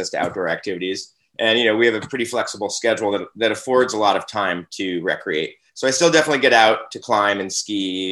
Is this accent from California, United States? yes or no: no; New York City, New York, United States; moved away; I'm actually from New York City originally